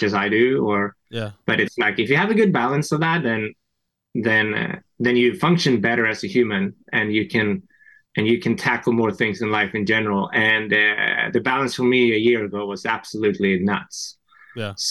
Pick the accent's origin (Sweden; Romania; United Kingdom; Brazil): Sweden; moved away as an adult; also born or lived in France; now in United States; from Sweden, actually, originally